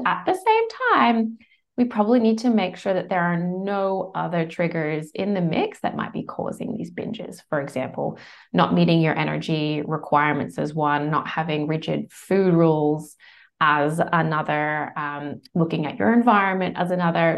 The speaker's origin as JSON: {"language": "English", "country": "United States", "moved": "as an adult", "lives_now": "Bondi Beach, Australia", "said": "I'm American originally. Australia's now home, has been for over twenty years."}